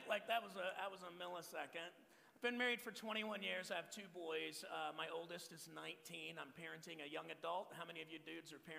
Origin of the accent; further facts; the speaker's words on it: Texas, United States; now in Phoenix, United States; I'm from Texas. Uh, I was born and raised in Texas. Uh, I've been in Arizona now for over 18 years, pastor in this church in the East Valley of Phoenix called Sun Valley.